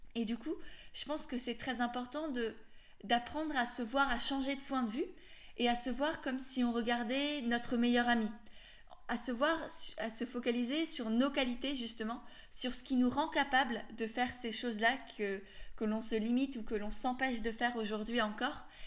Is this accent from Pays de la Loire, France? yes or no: no; Alsace, Grand Est, France; je viens d'Alsace